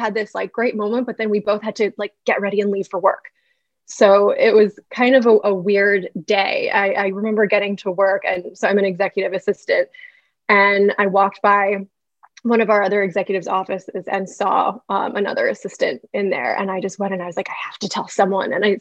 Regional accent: New York City, New York, United States; moved away as an adult; now in Charlotte, United States; I'm a New Yorker, so I moved to Charlotte from New York City in 2017

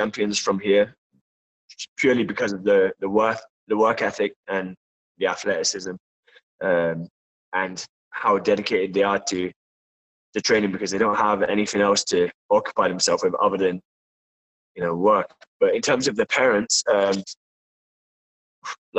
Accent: Torquay, South West England, United Kingdom; moved away; back in my hometown, my coach in Fight Works in Torquay

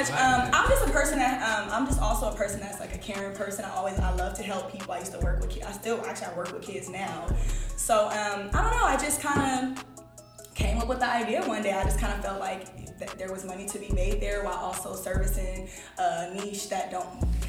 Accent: Los Angeles, California, United States; Los Angeles, California. Born and raised? Born and raised. Cali girl, L.A.

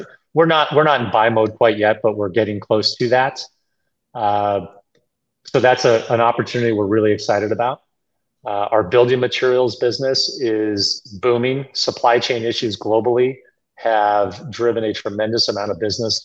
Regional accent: Boston, Massachusetts, United States; I grew up in Boston.

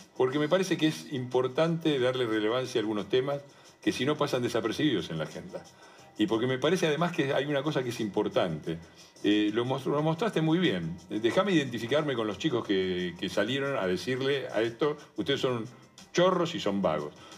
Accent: Avellaneda, Buenos Aires Province, Argentina; moved away; Mi, historia empieza en Avellaneda, en Piñeiro, en un barrio obrero. Eh, éramos siete primos hermanos

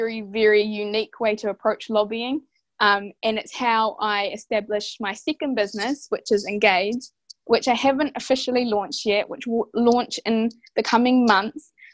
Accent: Rotorua, Bay of Plenty, New Zealand; I hail from Rotoroa, Te Aroa, Ngāti Whakaue and Ngāti Pikia

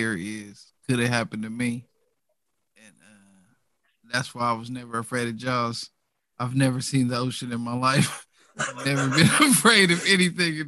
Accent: Midwest, United States; I grew up in the Midwest, aka the land of the big white people

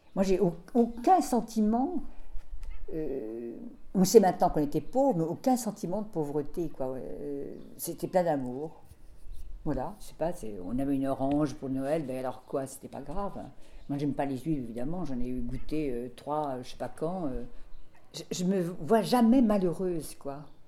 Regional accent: Deux-Sèvres, Nouvelle-Aquitaine, France; now in Paris, France; moi je suis née dans les Deux-Sèvres

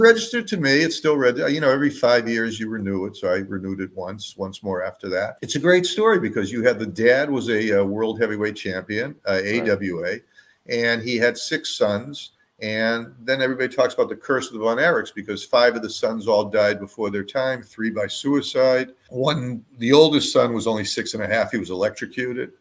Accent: Boston, Massachusetts, United States; moved away as an adult; now in Los Angeles, United States; when I was a kid uh, growing up in mm. Boston

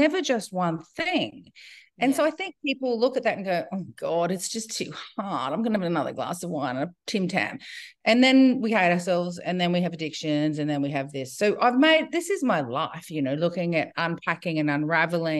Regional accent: Brisbane, Queensland, Australia; now in Byron Bay, Australia; I grew up in Brisbane in the 60s, 70s, 80s

